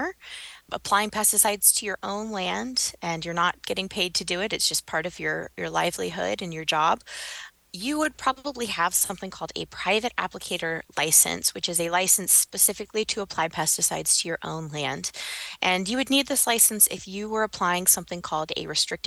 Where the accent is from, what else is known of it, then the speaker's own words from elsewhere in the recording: Kansas, United States; moved away as an adult; now in Nebraska, United States; I'm actually from Kansas. I know. Everyone always laughs when they hear I'm from Kansas. I'm here in Nebraska now